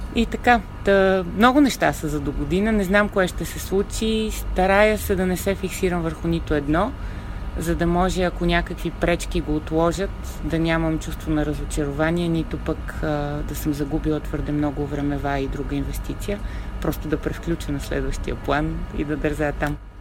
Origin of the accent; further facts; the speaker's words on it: Sofia, Sofia City, Bulgaria; also born or lived in Varna; родителите ми ни изпращаха мен и сестра ми от София във Варна при баба и дядо, откъдето сме родом.